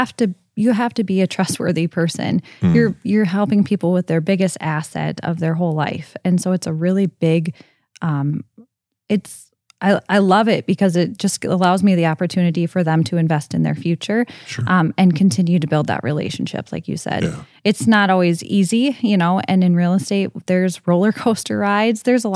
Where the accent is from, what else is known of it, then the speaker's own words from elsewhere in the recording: Okoboji, Iowa, United States; So that's traditionally what I tell people is I'm from the Okoboji area.